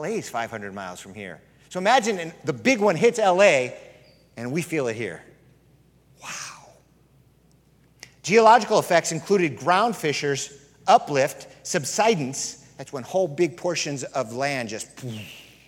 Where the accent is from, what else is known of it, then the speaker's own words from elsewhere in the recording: California, United States; moved away; I'm from California